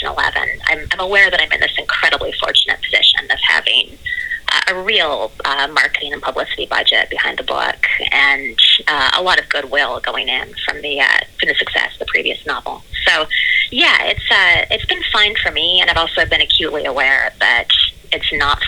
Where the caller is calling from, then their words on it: New York City, New York, United States; I'm calling from New York City, so hello from the red zone.